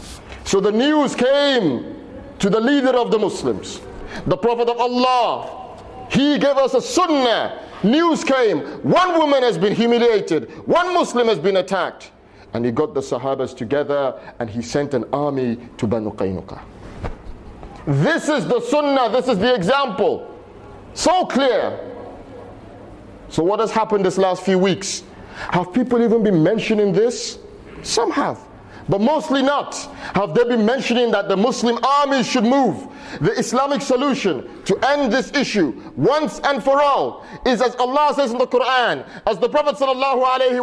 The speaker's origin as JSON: {"language": "English", "country": "United Kingdom", "said": "I'm British, but this is your ummah."}